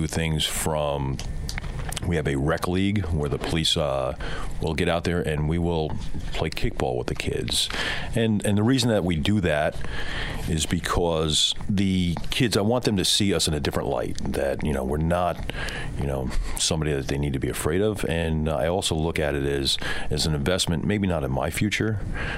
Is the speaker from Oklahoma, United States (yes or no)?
no; New York City, New York, United States; moved away; I'm originally from Brooklyn